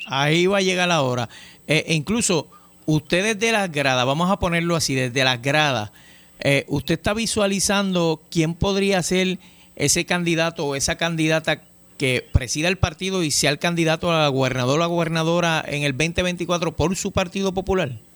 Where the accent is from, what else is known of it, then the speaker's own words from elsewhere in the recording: Puerto Rico; tantos problemas que estamos enfrentando como puertorriqueños